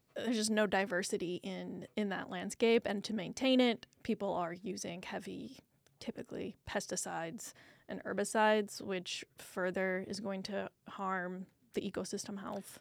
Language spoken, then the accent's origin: English; Iowa, United States; now in Houston, United States; I grew up in Iowa